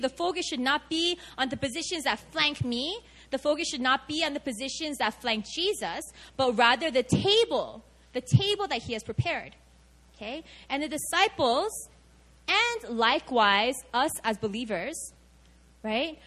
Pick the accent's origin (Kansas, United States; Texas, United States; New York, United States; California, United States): New York, United States; New York City; moved away as an adult; now in Seoul, South Korea; I grew up Korean in America, and specifically I grew up in New York City.